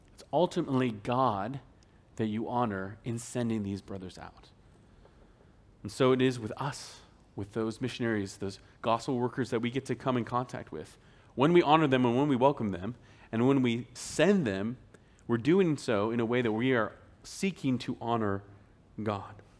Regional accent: Spokane, Washington, United States; moved away; back in Spokane, Washington, where I'm from

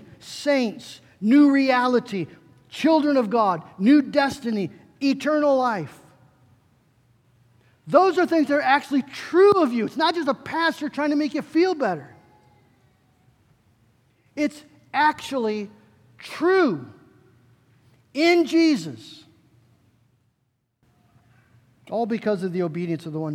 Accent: West Michigan, United States; I grew up in the Dutch Reform world, right here in West Michigan.

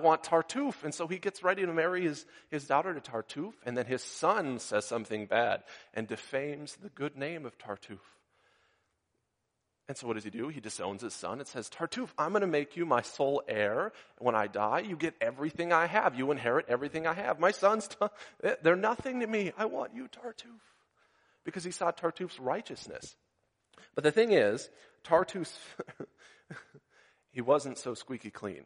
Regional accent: Minnesota, United States; moved away; I grew up in Minnesota

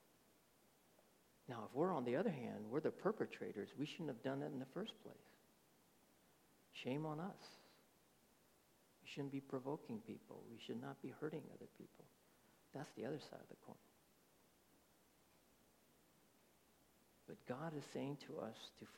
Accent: United States; also born or lived in Texas; I was born in America. My whole outlook is more Americanized

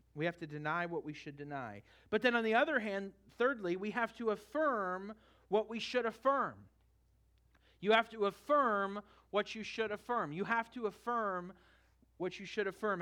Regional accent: Northern California, United States; now in Florida, United States; I grew up in Northern California

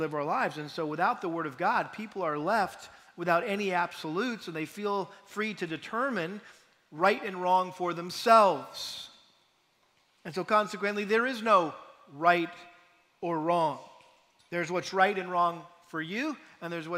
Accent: New England, United States; moved away; I'm from New England

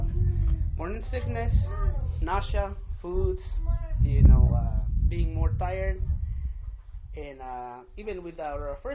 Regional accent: Mexico; first language Spanish; English is a second language; now in United States; I was born in Mexico in a small town. That's why my first language, it's Spanish.

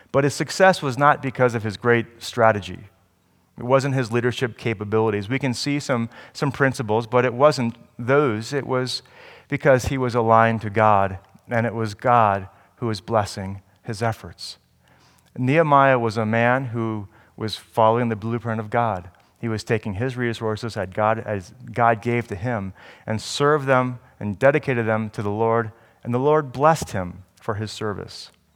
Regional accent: New Jersey, United States; I was from New Jersey

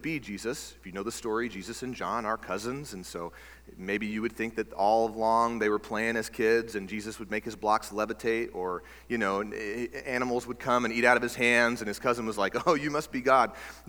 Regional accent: Texas, United States; now in Alaska, United States; I grew up in Texas

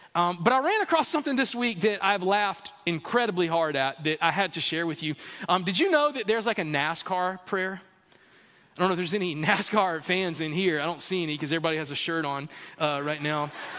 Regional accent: the South, United States; I grew up in the South playing T-ball in the fall and soccer in the spring, two-sport athlete

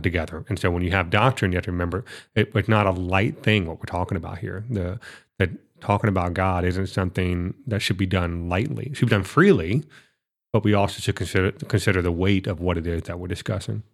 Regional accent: Florida, United States; I'm from Florida

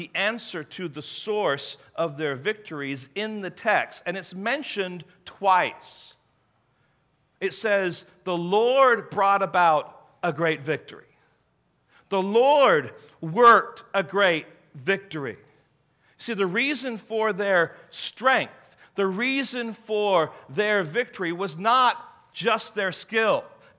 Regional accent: England, United Kingdom; I remember growing up in England, and I remember walking into an American home, because there were not too many of them, and you can smell the peanut butter.

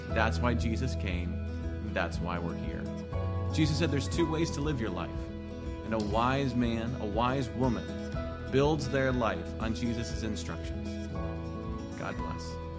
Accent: United States; we Americans

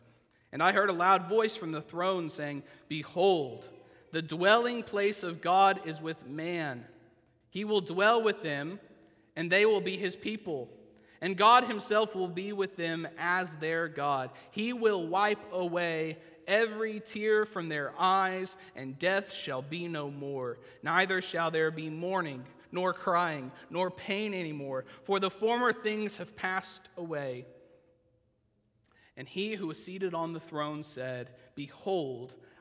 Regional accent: Oklahoma, United States; moved away as an adult; now in Alcoa, United States; If I was back in Oklahoma

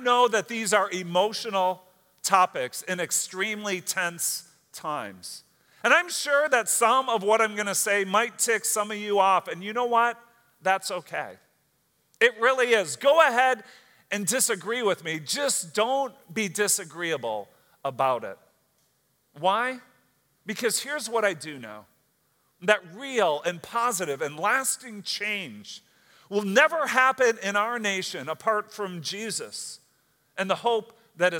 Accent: United States; as an American citizen

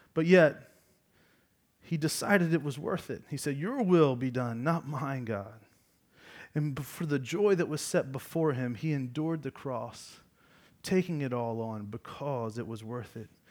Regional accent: Georgia, United States; I'm, I'm from Georgia

